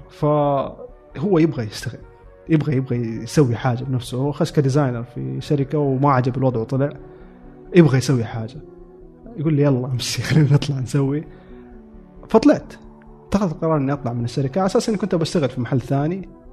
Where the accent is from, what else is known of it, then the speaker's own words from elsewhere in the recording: Saudi Arabia; moved away as an adult; now in Japan; عندنا في السعودية